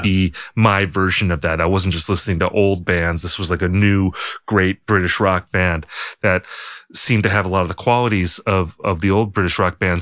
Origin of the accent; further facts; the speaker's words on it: United States; as an American